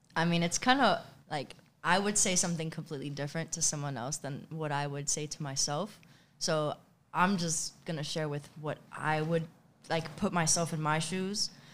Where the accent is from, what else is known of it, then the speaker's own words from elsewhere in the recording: New York City, New York, United States; also born or lived in Bronx, New York; I grew up in Queens my entire life